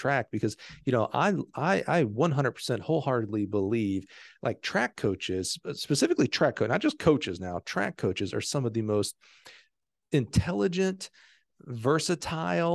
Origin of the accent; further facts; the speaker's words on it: Alabama, United States; I'm from Alabama.